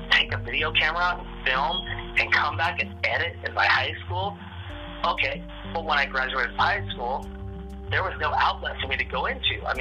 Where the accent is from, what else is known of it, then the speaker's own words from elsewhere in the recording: Seattle, Washington, United States; I, I'm, I'm, I'm, I'm one of the, I'm one of the, I'm one of what you call one of the last natives of this land.